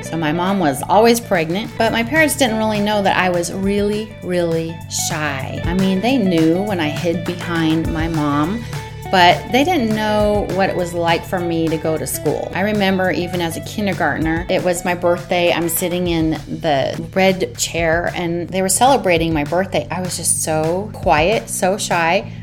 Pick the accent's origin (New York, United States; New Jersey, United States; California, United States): California, United States; Northern; also born or lived in San Diego; I'm from Northern California